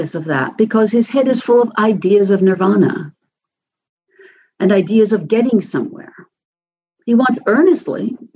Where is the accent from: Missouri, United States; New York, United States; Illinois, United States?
New York, United States; New York City; when I was a kid growing up in New York City, my subway stop was a dusty, bare concrete and metal platform